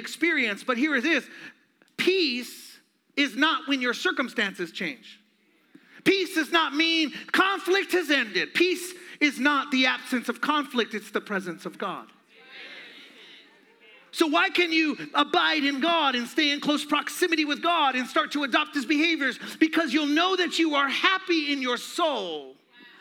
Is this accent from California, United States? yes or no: no; Phoenix, Arizona, United States; I'm from Phoenix, born and raised